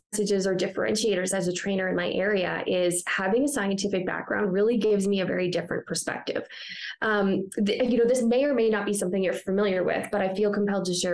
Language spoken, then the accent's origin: English; Ontario, Canada; moved away as an adult; also born or lived in British Columbia; now in Calgary, Canada; I'm from Ontario